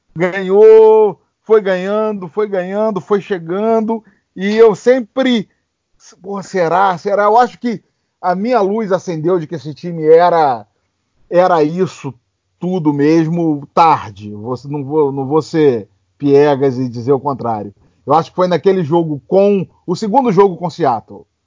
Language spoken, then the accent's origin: Portuguese; Cabo Frio, Araruama, Rio de Janeiro, Brazil; moved away as an adult; now in San Francisco, United States; morei a minha vida toda no Rio de Janeiro, em Cabo Frio, Araruama